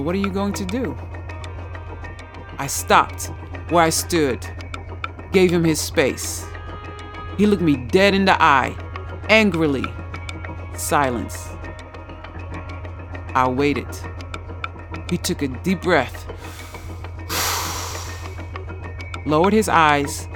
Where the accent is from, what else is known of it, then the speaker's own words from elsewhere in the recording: United States; moved away; I come from the United States